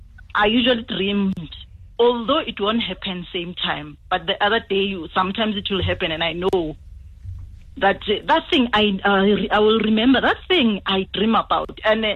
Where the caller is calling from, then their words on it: Johannesburg, Gauteng, South Africa; I'm calling from Diploof.